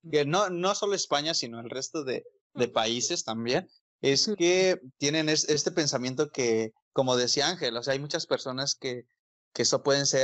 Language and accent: Spanish; Mexico; also born or lived in Mexico City; lo que vives como mexicano, quizás en un cierto punto nosotros que vivimos en la Ciudad de México